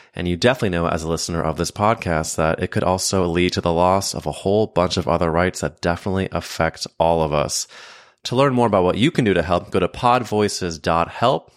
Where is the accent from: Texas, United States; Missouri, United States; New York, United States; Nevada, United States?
Missouri, United States; St. Louis; I grew up in Saint Louis, Missouri